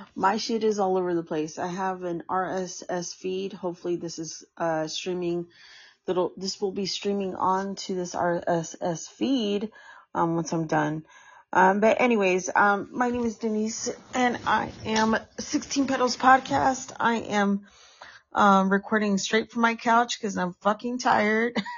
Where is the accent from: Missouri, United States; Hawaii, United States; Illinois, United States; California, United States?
California, United States; San Francisco; Specifically, specifically in San Francisco